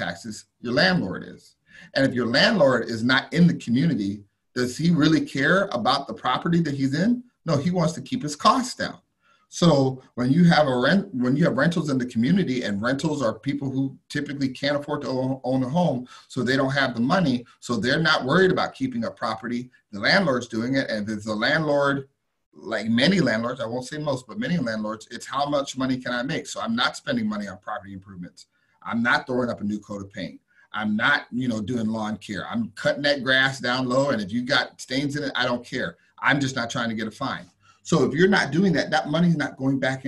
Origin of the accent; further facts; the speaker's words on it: the South, United States; I grew up in the South and I went to a good school